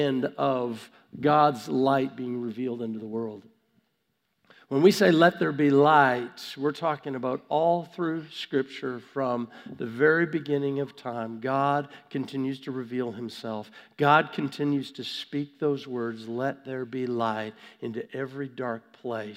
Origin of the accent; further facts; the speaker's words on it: Vancouver, British Columbia, Canada; I was born in Vancouver, Canada.